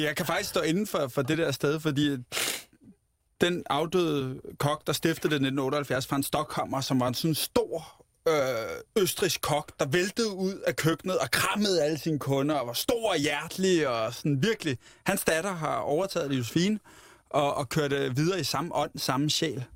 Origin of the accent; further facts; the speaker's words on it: Ramløse, Capital Region of Denmark, Denmark; Jeg er vokset op i Ramløs